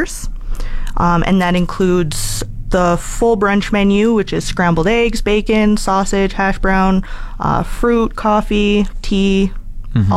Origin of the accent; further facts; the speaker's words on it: Edmonton, Alberta, Canada; moved away as an adult; now in Fort McMurray, Canada; I'm from Edmonton, born and raised originally